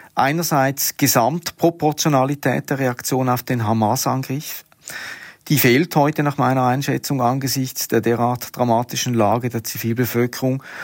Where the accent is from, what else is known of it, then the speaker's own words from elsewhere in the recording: Switzerland; bei uns in der Schweiz